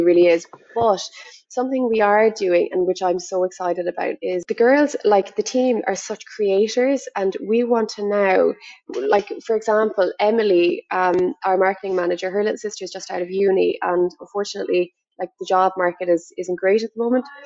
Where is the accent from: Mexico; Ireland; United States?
Ireland; I'm from Ireland